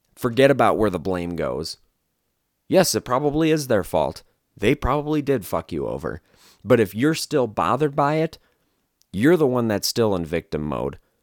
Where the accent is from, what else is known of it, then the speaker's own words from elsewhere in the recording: Wisconsin, United States; now in Las Vegas, United States; I'm from Wisconsin, so I'm, I'm familiar with what a real blizzard is, is like